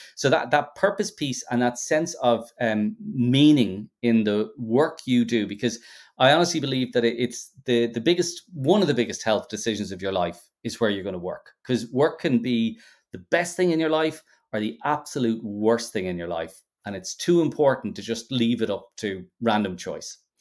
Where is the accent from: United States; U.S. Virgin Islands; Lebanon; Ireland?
Ireland; being Irish